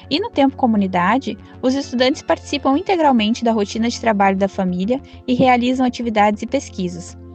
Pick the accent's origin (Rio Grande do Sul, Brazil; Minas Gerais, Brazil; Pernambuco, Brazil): Rio Grande do Sul, Brazil; Canguçu; tenho 31 anos, sou de Canguçu